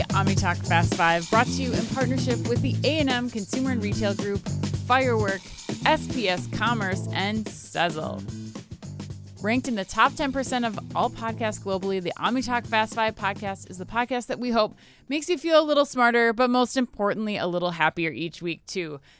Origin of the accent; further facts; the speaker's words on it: Minnesota, United States; Growing up in Minnesota, they want you to have like the Northwoods experience, like environmental learning it's part of the culture